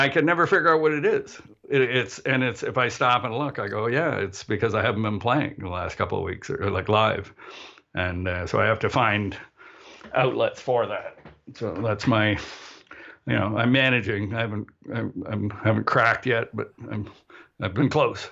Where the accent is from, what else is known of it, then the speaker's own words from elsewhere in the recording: Canada; also born or lived in Barrie, Ontario; we're Canadian